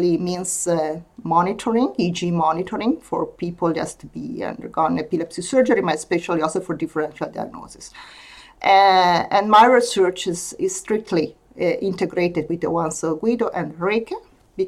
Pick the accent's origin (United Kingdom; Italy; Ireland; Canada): Italy; English is a second language; moved away as an adult; now in Denmark; I'm from Italy as well.